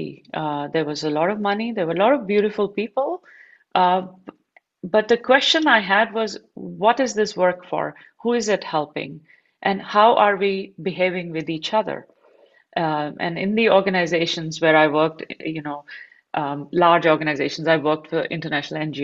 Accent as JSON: {"language": "English", "region": "Delhi", "country": "India", "tie": "born or raised there", "also_born_or_lived": "Barcelona", "moved": "yes", "said": "I grew up in Delhi in India"}